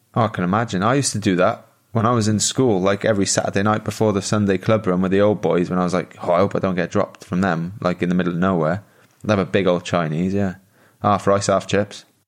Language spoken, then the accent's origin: English; Wales, United Kingdom; moved away as an adult; also born or lived in Italy; I was born in Wales